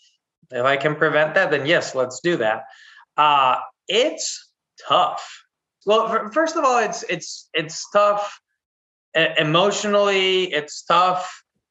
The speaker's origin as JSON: {"language": "English", "region": "Chihuahua", "country": "Mexico", "tie": "born or raised there", "also_born_or_lived": "Texas", "moved": "yes", "said": "I grew up in Mexico. I was born in Texas and then grew up in Chihuahua City."}